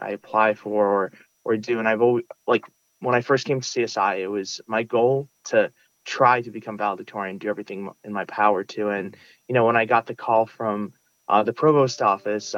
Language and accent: English; New York City, New York, United States; first language Russian; English is a second language; I grew up in Sunset Park, Brooklyn